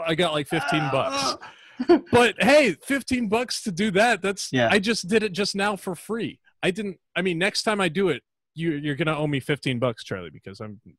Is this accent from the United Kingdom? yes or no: yes; England, United Kingdom; accent: English; As far as my English accent goes, I don't know. I don't have a distinction between Liverpool, where else, Manchester.